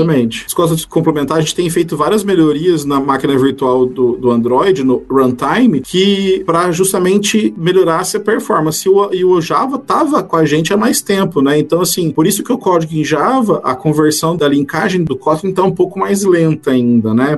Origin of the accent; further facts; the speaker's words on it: Brazil; moved away; A gente é brasileiro